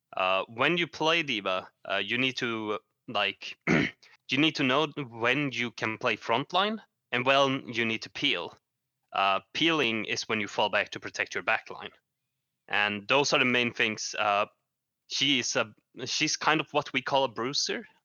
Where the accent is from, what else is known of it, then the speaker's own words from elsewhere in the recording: Sweden; I'm from Sweden, uh, a very cold country, or actually not, because I live in the south of Sweden.